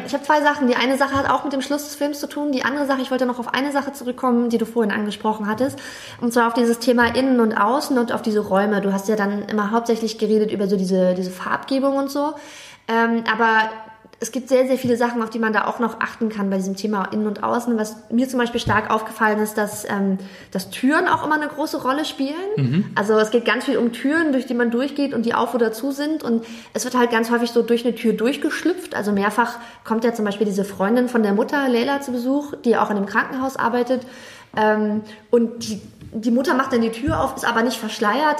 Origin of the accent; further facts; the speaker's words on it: Germany; also born or lived in Jeddah, Saudi Arabia; bei uns in Deutschland